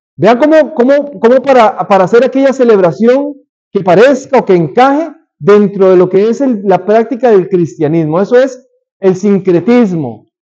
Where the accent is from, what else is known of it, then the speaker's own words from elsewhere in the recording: Costa Rica; moved away; en mi país, en Costa Rica